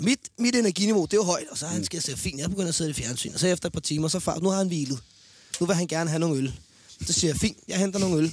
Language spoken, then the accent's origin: Danish; Denmark; jeg er en sportsmand fra Danmark